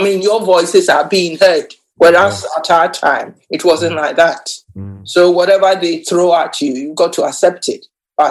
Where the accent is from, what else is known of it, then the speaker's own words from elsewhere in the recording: Ghana; now in England; I think what I can say is I came to England 1979, and at that time, women or black people were supposed not to be heard.